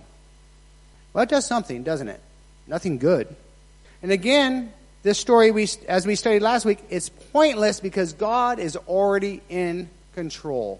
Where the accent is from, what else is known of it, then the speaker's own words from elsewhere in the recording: Nevada, United States; moved away; I was raised in Nevada.